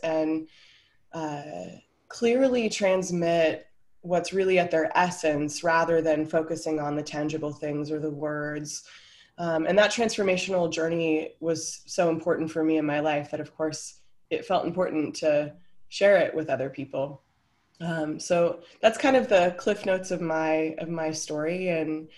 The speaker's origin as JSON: {"language": "English", "country": "United States", "moved": "as an adult", "lives_now": "Denmark", "said": "I'm an American"}